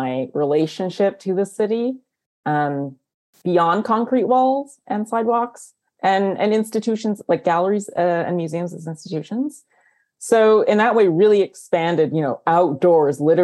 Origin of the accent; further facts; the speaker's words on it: Canada; I am Chinese Canadian